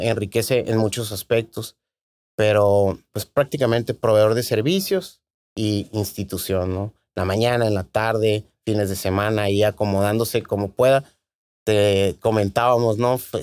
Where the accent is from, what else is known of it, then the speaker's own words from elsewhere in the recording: Tijuana, Baja California, Mexico; Soy tijuanense, nací aquí en la Clínica 7, me imagino como la mitad de, de los tijuanenses, ¿no? Eh, aquí tuve la oportunidad de, en Tijuana, de hacer todos mis estudios, primaria, secundaria